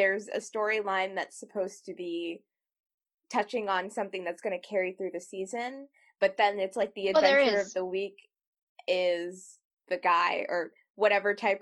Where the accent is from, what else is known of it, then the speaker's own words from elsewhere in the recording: United States; I am an American writer, or we're American writers